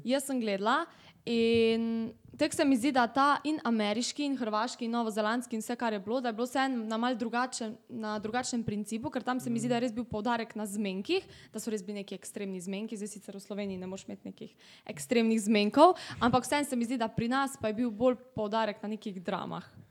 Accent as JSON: {"language": "Slovenian", "town": "Velenje", "country": "Slovenia", "said": "prihajam iz Velenja"}